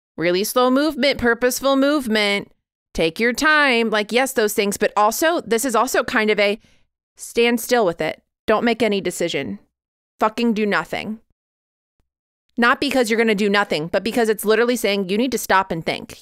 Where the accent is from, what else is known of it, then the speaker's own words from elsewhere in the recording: Midwest, United States; I grew up in the Midwest, that's all we grew.